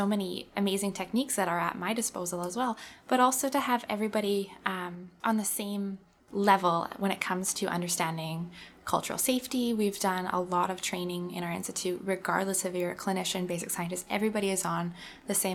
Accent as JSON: {"language": "English", "region": "Manitoba", "country": "Canada", "tie": "born or raised there", "said": "I'm born and raised in Manitoba."}